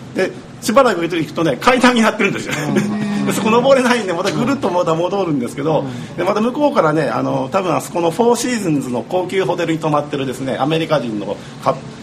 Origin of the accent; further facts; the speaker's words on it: Niigata, Japan; moved away; 僕新潟県の出身